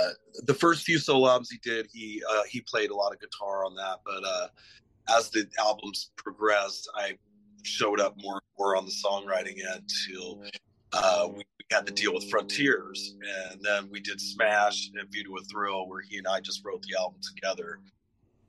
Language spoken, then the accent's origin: English; San Diego, California, United States; I grew up in San Diego for the most part